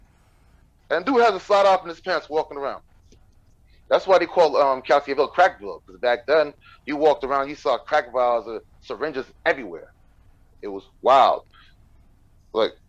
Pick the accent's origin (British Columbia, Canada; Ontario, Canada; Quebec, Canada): Quebec, Canada; Montreal; I was a crazy kid from Montreal